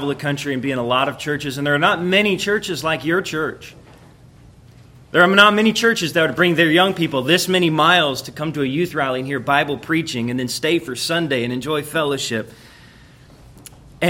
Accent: Florida, United States; I was raised in Florida

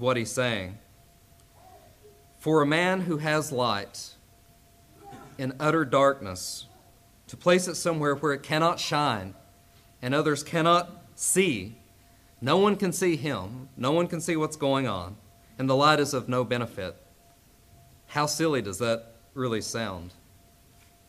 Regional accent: Castlewood, Virginia, United States; moved away; I am from Castlewood, Virginia

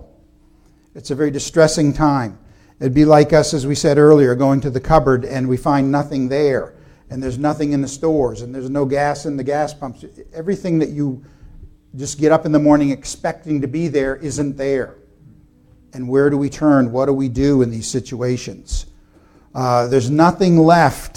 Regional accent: United States; as Americans or even as American Christians

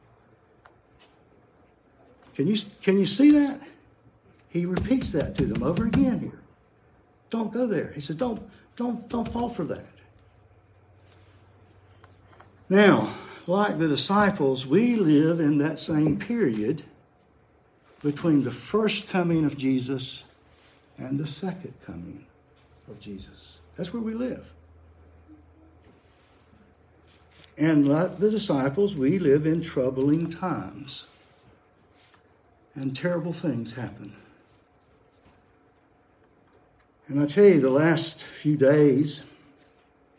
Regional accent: United States; growing up in America in the 60s.

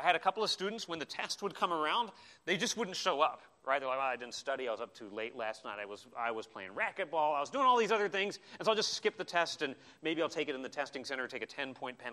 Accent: Arizona, United States; I grew up in Arizona

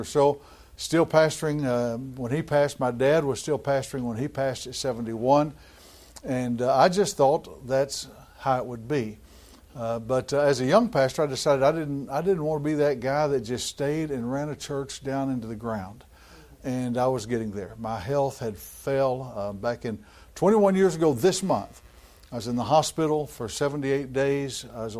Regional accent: Fort Worth, Texas, United States; I was from Fort Worth, Texas

